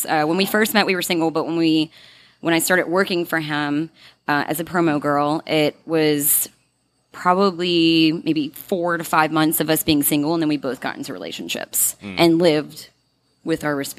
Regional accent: North Shore, Louisiana, United States; moved away as an adult; now in New Orleans, United States; when I first moved here, because I'm from the North Shore originally

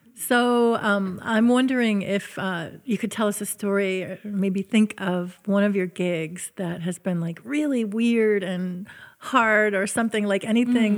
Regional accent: Syracuse, New York, United States; which is my hometown

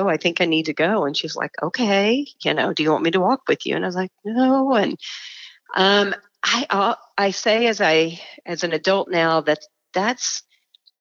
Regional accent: Dallas, Texas, United States; moved away as an adult; now in Denver, United States; I grew up in a suburb of Dallas, Texas

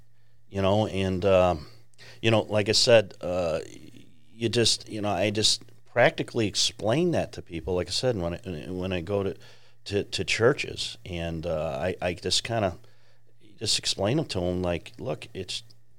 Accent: Chicago, Illinois, United States; moved away; And I grew up on the south side of Chicago, too.

